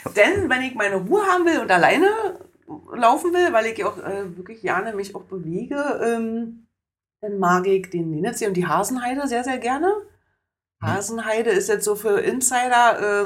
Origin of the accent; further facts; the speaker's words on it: Oranienburg, Brandenburg, Germany; alle meine Plätze meiner Jugend und meiner Kindheit in Oranienburg sind weg